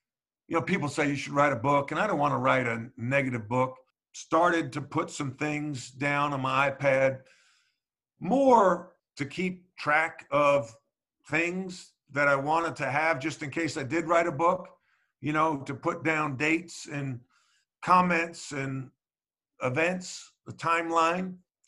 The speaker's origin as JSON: {"language": "English", "region": "North Carolina", "country": "United States", "tie": "born or raised there", "said": "stories about playing basketball growing up in North Carolina and a lot of the lessons I learned."}